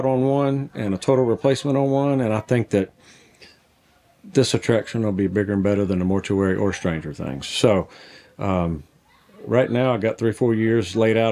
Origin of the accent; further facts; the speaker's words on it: the South, United States; I grew up in the South